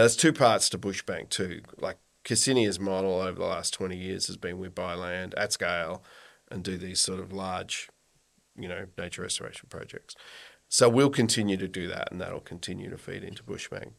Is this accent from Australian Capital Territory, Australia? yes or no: no; Kyneton, Victoria, Australia; I grew up in Kyneton, actually. Sixth generation on the family